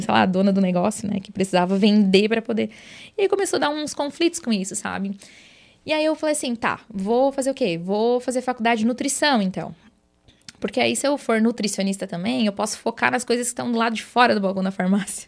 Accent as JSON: {"language": "Portuguese", "town": "Jacinto Machado", "region": "Santa Catarina", "country": "Brazil", "tie": "born or raised there", "lives_now": "Araranguá, Brazil", "said": "Eu sou natural de Jacinto Machado, lá uma cidadezinha, né, para quem é, não conhece, tem pouco mais de 9 mil habitantes, então nasci, me criei lá, né? Vim para Araranguá quando eu casei"}